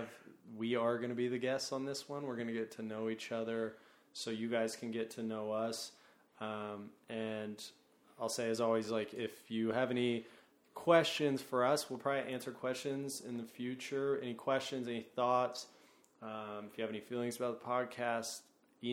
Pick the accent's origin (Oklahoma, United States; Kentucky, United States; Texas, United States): Oklahoma, United States; now in New York, United States; I'm from Oklahoma